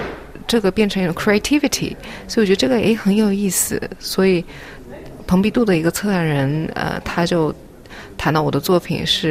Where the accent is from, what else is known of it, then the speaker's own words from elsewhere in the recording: Japan; born there; 然后我是在日本出生，嗯，在很多国家成长，目前是在北京和东京有工作室。